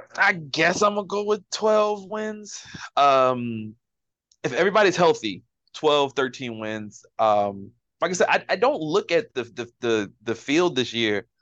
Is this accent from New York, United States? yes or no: no; Baltimore, Maryland, United States; we're from Baltimore